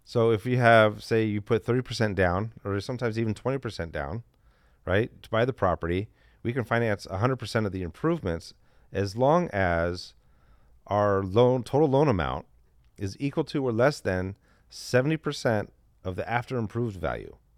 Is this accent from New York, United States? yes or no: no; Detroit, Michigan, United States; I'm from the Midwest, too. too. Not from Chicago, but from Detroit.